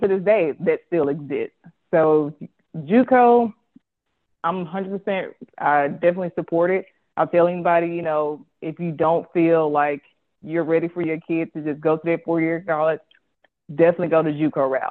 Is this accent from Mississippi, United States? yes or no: yes; Jackson, Mississippi, United States; so I'm from Jackson, Mississippi. I went to high school